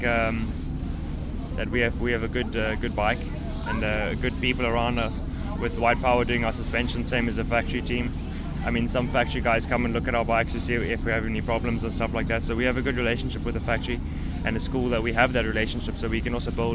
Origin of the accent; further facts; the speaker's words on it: Cape Town, Western Cape, South Africa; moved away; also born or lived in Port Elizabeth, South Africa; I was born in Port Elizabeth, and I raced there until we moved to Cape Town, I think when I was 6